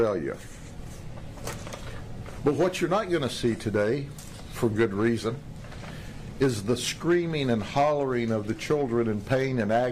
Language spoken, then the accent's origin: English; Polk County, Florida, United States; I'm from Polk County